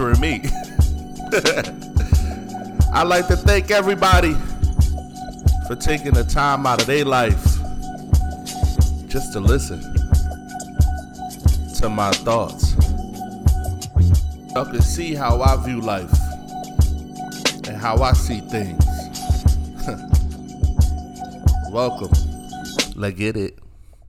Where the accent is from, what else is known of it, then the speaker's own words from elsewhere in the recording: Philadelphia, Pennsylvania, United States; also born or lived in Greensboro, North Carolina; now in Durham, United States; I'm from Philly